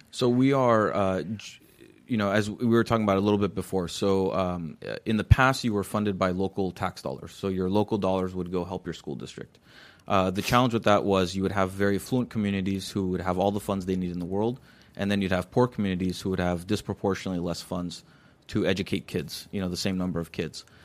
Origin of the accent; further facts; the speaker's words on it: Glendale, California, United States; I grew up near Columbus Elementary School. That's the school I went